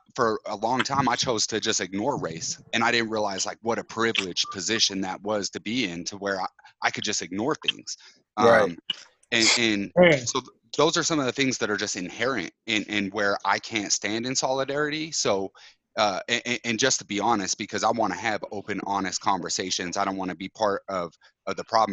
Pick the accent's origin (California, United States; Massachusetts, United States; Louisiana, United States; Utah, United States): Utah, United States; moved away as an adult; I grew up in Utah until I was, you know, 23, 24